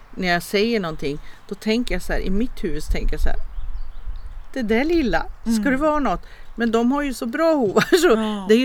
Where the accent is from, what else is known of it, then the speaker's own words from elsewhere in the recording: Portugal; det kanske är något speciellt när jag kommer från Portugal.